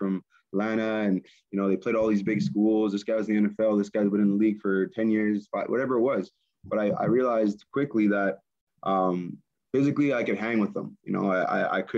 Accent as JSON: {"language": "English", "town": "Winnipeg", "region": "Manitoba", "country": "Canada", "tie": "born or raised there", "said": "Winnipeg, my hometown"}